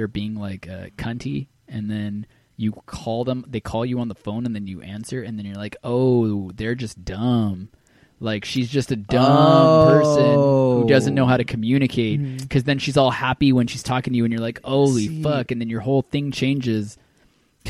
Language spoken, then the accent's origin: English; India; I'm from India